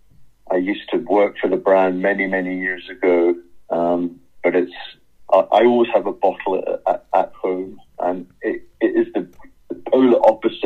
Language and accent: English; Edinburgh, Scotland, United Kingdom; from my days growing up in Edinburgh